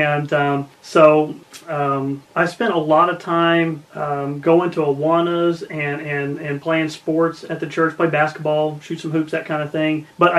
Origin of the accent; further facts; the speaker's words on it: East Tennessee, United States; moved away as an adult; also born or lived in Atlanta, Georgia / Denver, Colorado; So I was born in Atlanta, Georgia. I spent a couple years there before my family moved to East Tennessee, and that's where I grew up. And I later on moved to Denver